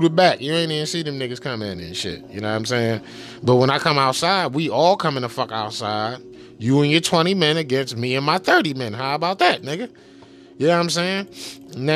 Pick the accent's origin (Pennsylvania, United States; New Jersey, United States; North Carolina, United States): Pennsylvania, United States; Philadelphia; I'm from Philadelphia